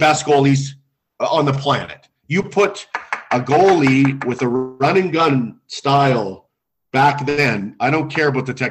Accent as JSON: {"language": "English", "region": "Alberta", "country": "Canada", "said": "I'm from Alberta, I watch the Flames and the Oilers a lot"}